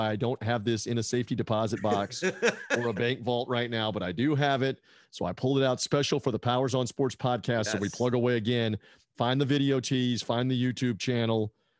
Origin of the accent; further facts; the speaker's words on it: Tampa, Florida, United States; also born or lived in Memphis, Tennessee; I consider myself a native at this point, even though I was born in Memphis, Tennessee, but I have been in the Tampa Bay area since 1983